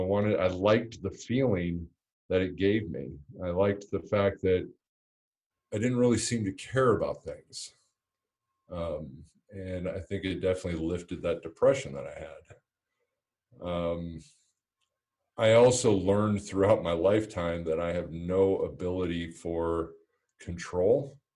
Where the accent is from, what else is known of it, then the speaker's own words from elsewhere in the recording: Montebello, California, United States; born there; also born or lived in Pennsylvania; I was born in Montebello, Southern California. We moved to Northern California when I was in fourth grade.